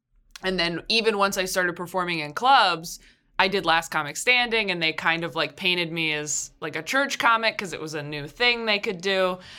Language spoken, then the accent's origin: English; California, United States; I'm from California. Yeah, not LA proper, but I'm from California.